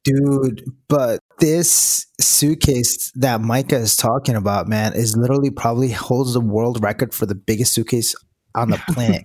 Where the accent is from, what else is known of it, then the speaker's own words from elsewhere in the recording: Rhode Island, United States; I grew up in Sierra, Rhode Island